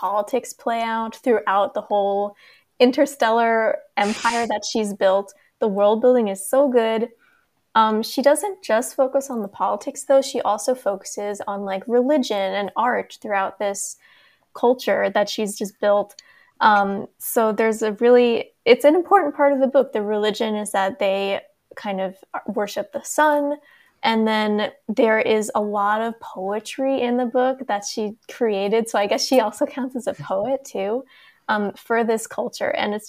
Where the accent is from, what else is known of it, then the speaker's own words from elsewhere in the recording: United States; as an American.